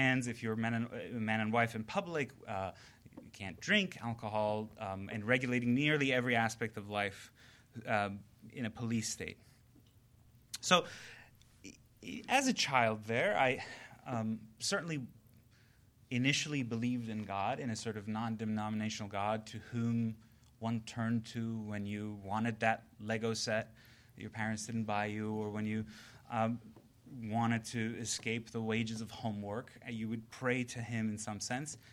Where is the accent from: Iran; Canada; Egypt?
Iran; moved away; I had this tremendous clash of the two worlds when I was growing up in Iran